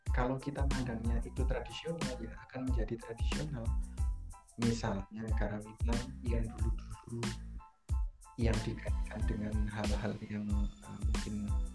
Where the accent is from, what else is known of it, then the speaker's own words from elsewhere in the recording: Java, Indonesia; saya orang Jawa background dari kesenian Jawa